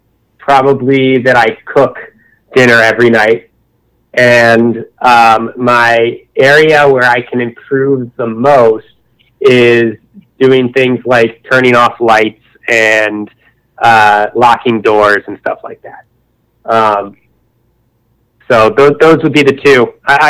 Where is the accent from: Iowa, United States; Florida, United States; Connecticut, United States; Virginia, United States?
Connecticut, United States; I grew up in Connecticut